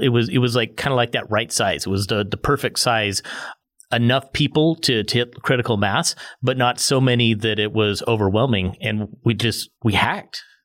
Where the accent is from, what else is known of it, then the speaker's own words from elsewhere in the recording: United States; as an American